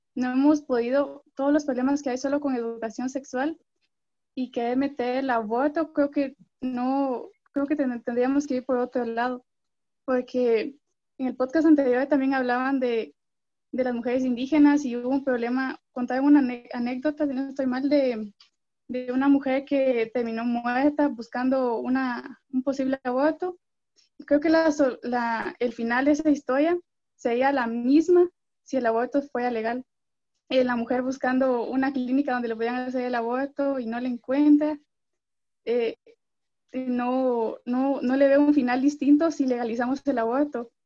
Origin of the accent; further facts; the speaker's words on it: Guatemala City, Guatemala Department, Guatemala; soy de Guatemala, la ciudad